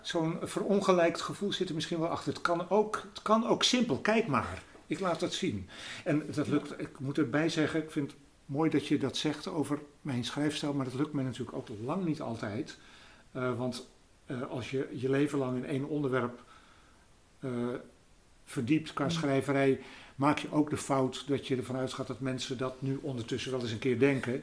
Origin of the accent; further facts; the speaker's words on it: Netherlands; ik uit Nederland kom